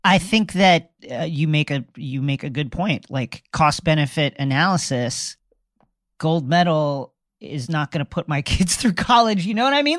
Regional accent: United States

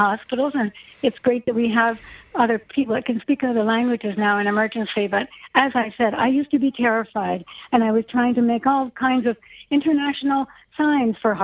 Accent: Toronto, Ontario, Canada; now in Mississauga, Canada; I'm actually living in Mississauga right now, but I am from Toronto, grew up there above a store

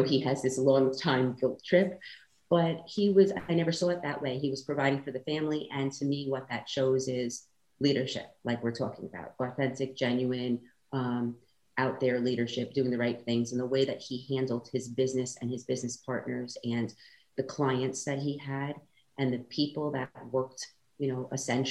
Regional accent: New York, United States; moved away; So originally I came from New York

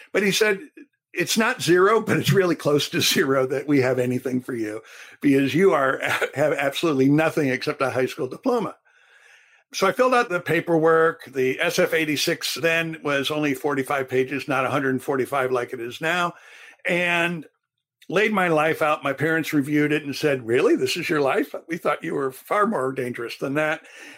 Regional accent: Turkey; also born or lived in Thailand; You know, I grew up in Turkey and Thailand. I didn't grow up in Illinois.

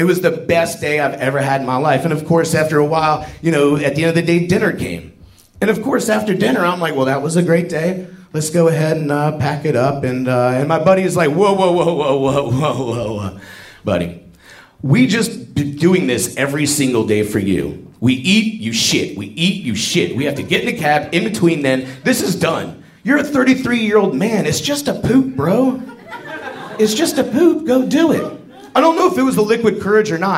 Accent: United States; I'm an American

